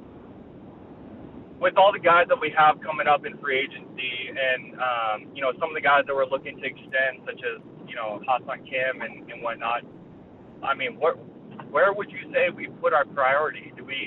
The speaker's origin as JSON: {"language": "English", "town": "San Diego", "region": "California", "country": "United States", "tie": "born or raised there", "said": "I'm born and raised in San Diego"}